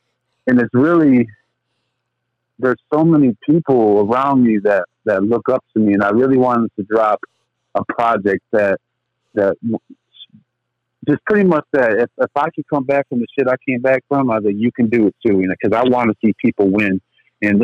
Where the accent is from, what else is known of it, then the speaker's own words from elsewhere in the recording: Lake City, Michigan, United States; No, I'm actually from Michigan.